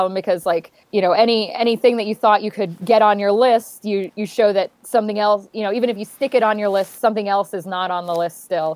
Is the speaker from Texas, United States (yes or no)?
yes; Dallas, Texas, United States; moved away; I grew up in Dallas